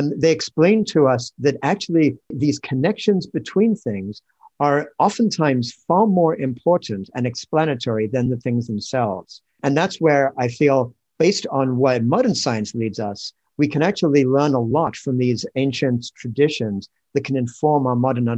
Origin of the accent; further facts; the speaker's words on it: England, United Kingdom; moved away as an adult; now in United States; Well, in fact, I grew up in England, but I came to the States when I was 21 and have spent most of my life since then in the States. So somewhere along the line, my accent got sort of mashed up.